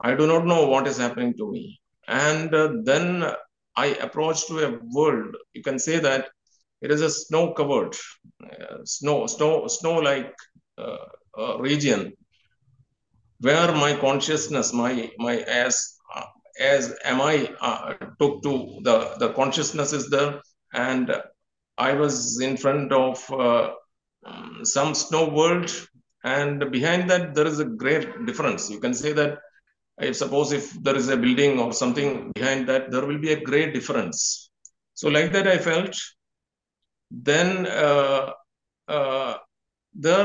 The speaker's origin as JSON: {"language": "English", "country": "India", "said": "I am from India"}